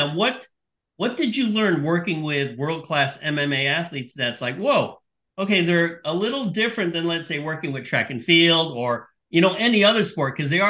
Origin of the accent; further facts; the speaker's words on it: Northern Virginia, United States; also born or lived in Maryland; now in Florida, United States; I grew up in Northern Virginia, actually.